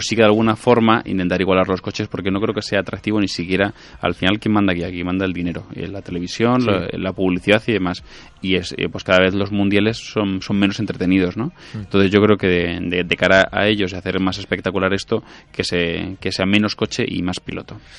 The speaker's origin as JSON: {"language": "Spanish", "region": "Canary Islands", "country": "Spain", "said": "soy canario"}